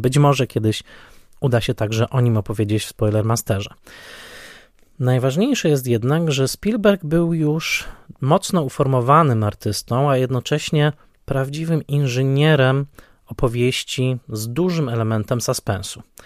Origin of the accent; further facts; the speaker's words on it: Tarnowskie Góry, Silesian Voivodeship, Poland; w Tarnowskich Górach na Śląsku urodziłem się ja